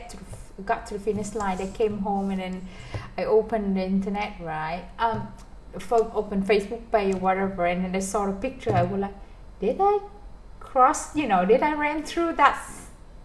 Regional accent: Vietnam

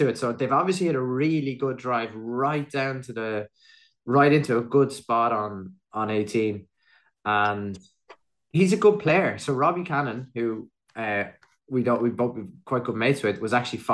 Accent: Athlone, Leinster, Ireland; just outside Athlone, my hometown

